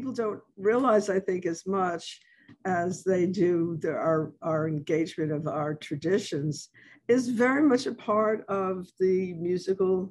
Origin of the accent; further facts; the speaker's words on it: New York, United States; now in New Orleans, United States; I grew up with jazz in New York as a kid